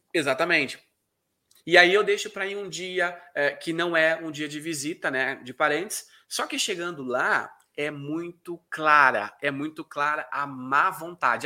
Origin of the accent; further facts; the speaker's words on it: South Region, Brazil; accent: southern; also born or lived in Curitiba, Brazil; eu moro na cidade de Curitiba. Me, a, talvez até o meu sotaque me denuncie, né? Por ser aqui do sul